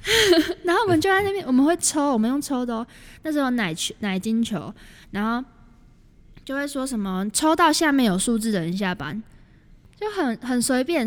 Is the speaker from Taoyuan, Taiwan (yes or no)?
yes; Taoyuan, Taiwan; 我是桃园人，然后桃园就很无聊啊